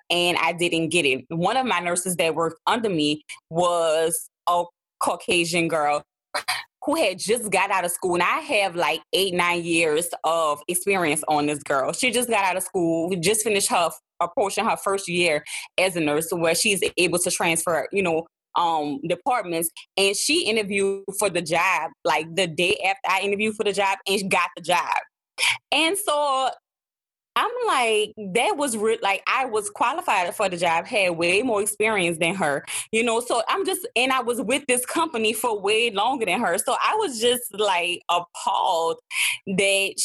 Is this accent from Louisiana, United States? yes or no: yes; New Orleans, Louisiana, United States; accent: New Orleans; my New Orleans accent is thick